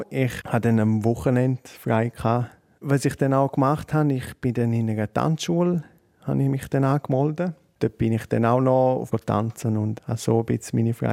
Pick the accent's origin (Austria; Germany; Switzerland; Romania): Switzerland; also born or lived in New York; dann bist du als Schweizer dort, wohnst in Manhattan